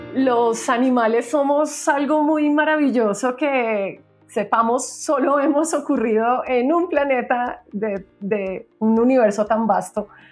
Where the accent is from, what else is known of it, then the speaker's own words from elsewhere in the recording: Bogotá, Colombia; nosotros somos bogotanos